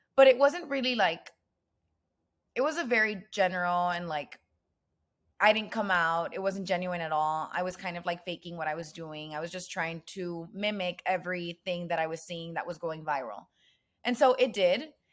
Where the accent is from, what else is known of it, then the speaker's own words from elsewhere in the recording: Nuevo Laredo, Tamaulipas, Mexico; moved away as an adult; also born or lived in Austin, Texas; I was born in Laredo, Texas, but I lived the majority of my life in Olaredo, Tamaulipas, which is across the border.